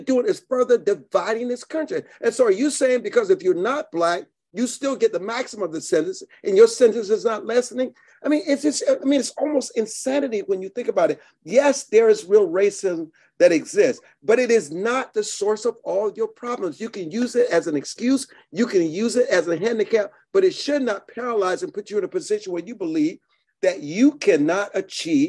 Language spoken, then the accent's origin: English; Deep South, United States; I grew up in the Deep South